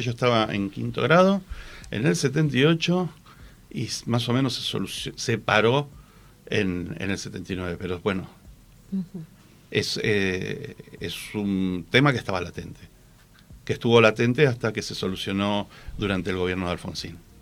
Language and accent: Spanish; Argentina